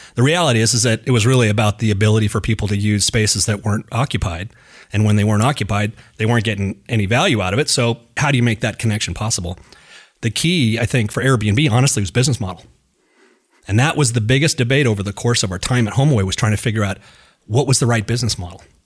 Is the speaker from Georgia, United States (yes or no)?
no; Reno, Nevada, United States; I grew up in Reno, and Reno's a gambling town.